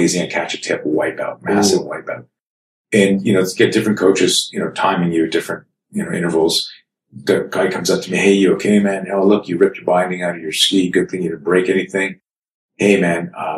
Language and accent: English; Canada; I grew up in Canada